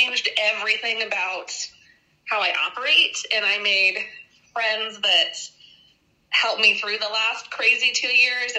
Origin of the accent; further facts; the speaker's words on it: Wyoming, United States; I'm from Wyoming